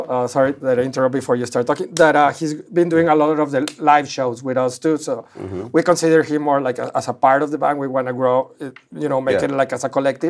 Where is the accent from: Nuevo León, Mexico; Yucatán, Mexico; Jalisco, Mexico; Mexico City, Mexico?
Nuevo León, Mexico; Monterrey; moved away as an adult; now in Los Angeles, United States